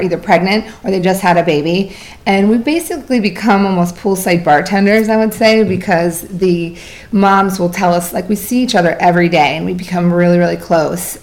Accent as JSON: {"language": "English", "region": "Vermont", "country": "United States", "tie": "born or raised there", "moved": "yes", "lives_now": "Florida, United States", "said": "I was born in Vermont"}